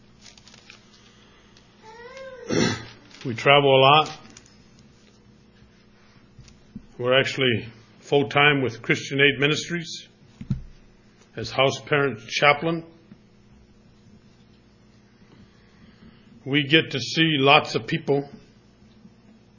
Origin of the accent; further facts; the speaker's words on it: New Haven, Indiana, United States; I'm from New Haven, Indiana, which is a suburb of Fort Wayne, Indiana.